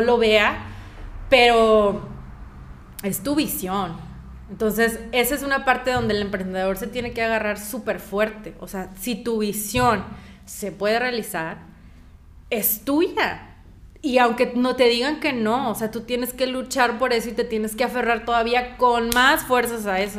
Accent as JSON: {"language": "Spanish", "country": "Mexico", "moved": "as an adult", "said": "yo soy de México."}